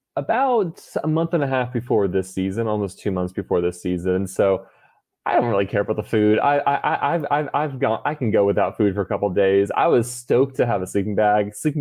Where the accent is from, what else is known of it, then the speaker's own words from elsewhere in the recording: Texas, United States; I came from Texas.